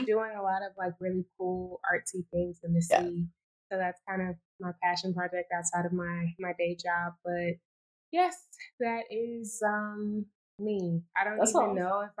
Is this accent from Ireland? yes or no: no; Houston, Texas, United States; because it's my hometown and I've lived here my entire life